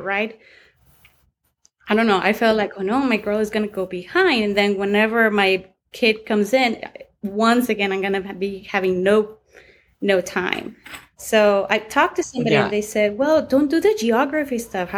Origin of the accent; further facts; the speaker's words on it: Mexico; English is a second language; now in El Paso, United States; I'm from El Paso, Texas. Actually, it was raised in Mexico.